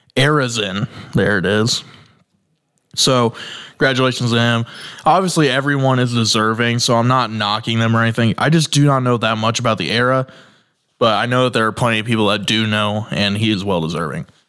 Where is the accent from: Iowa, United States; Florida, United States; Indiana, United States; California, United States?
Indiana, United States; I'm from Indiana